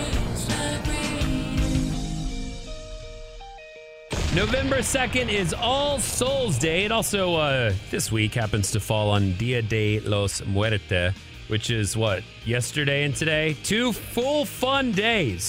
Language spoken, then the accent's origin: English; Amarillo, Texas, United States; moved away; where I grew up in the Panhandle in Amarillo